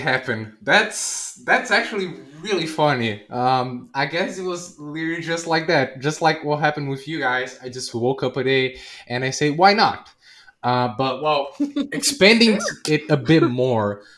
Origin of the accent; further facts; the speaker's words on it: Brazil; I'm a variety streamer from South America. I'm from Brazil